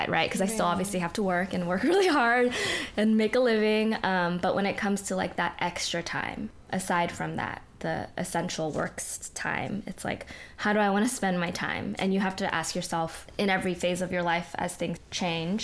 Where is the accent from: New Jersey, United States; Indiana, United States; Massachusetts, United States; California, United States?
California, United States; Bay Area; moved away as an adult; now in Los Angeles, United States; we're from the Bay, but I moved down to L.A. for college, and then I stayed for dance.